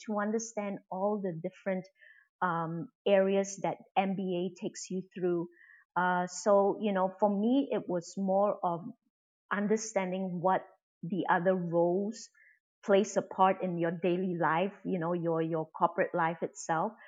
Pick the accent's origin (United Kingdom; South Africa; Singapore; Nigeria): Singapore; also born or lived in United States; I'm from Singapore.